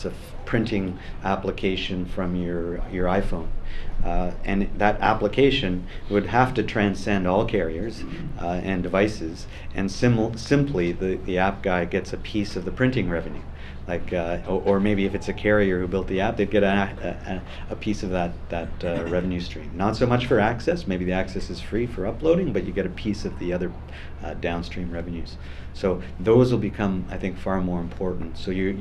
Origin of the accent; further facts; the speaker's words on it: Vancouver, British Columbia, Canada; I'm from Vancouver